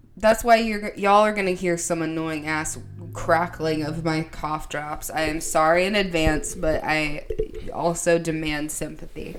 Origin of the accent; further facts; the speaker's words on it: the South, United States; also born or lived in Philadelphia; I was from the South